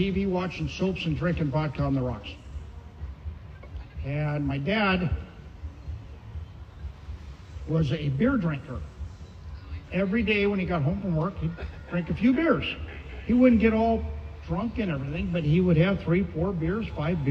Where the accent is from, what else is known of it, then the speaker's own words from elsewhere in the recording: Santa Ana, California, United States; also born or lived in Albuquerque, New Mexico; settling in Santa Ana. I was 3 years old